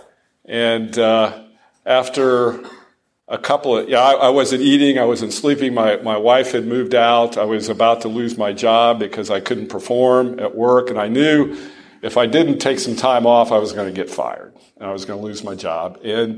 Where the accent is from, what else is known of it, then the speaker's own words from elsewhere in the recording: Dayton, Ohio, United States; now in Franklin, United States; my hometown of Dayton, Ohio